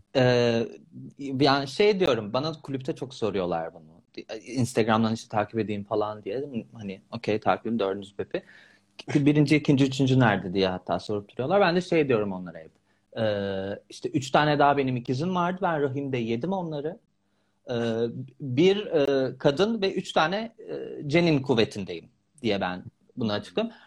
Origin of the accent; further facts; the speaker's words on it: İzmir, Turkey; moved away as an adult; İzmirliyim ben aslında. İzmir'in kızları biliyorsun.